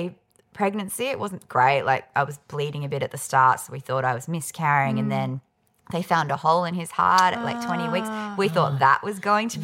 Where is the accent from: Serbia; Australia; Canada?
Australia; Perth, Western Australia; also born or lived in Melbourne; now in Sydney, Australia; Perth, my hometown, and Melbourne, my spiritual hometown